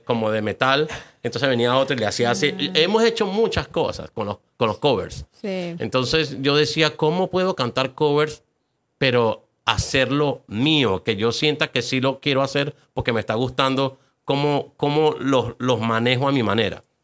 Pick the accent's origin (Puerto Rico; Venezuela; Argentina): Venezuela; moved away as an adult; now in Atlanta, United States; no quería vivir en Venezuela, no me sentía parte de esa